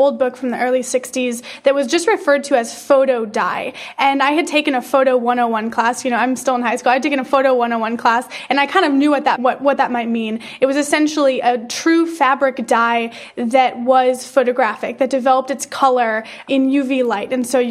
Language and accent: English; Detroit, Michigan, United States; moved away as an adult; now in Los Angeles, United States; I grew up in Detroit, kind of just the suburbs of Detroit